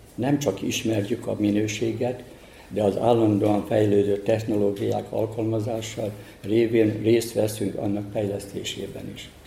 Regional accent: Hungarian in Vojvodina, Serbia; hagyományainkat magyarként vajdaságban

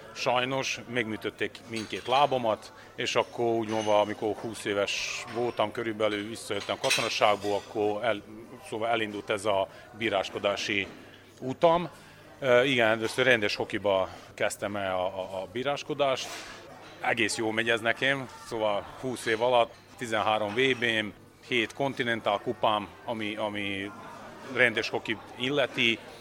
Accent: Serbia; mégis én Szerbiából jövök

